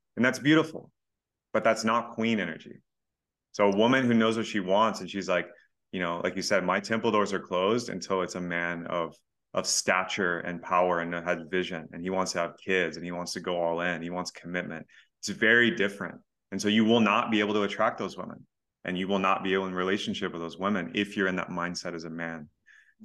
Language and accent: English; Texas, United States; I'm from Texas